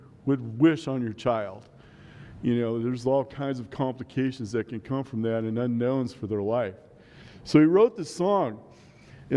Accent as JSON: {"language": "English", "town": "Omaha", "region": "Nebraska", "country": "United States", "tie": "born or raised there", "moved": "yes", "lives_now": "La Junta, United States", "said": "I grew up in Omaha"}